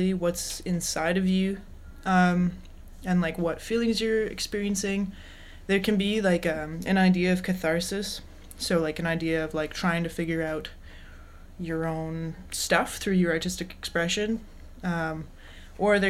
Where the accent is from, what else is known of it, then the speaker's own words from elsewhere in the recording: Calgary, Alberta, Canada; now in Victoria, Canada; I'm a singer-songwriter, born and raised in Calgary, Alberta. I live in Victoria, BC